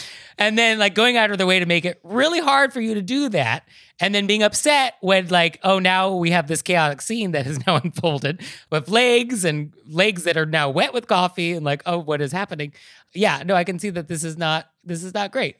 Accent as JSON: {"language": "English", "country": "United States", "said": "I'm American"}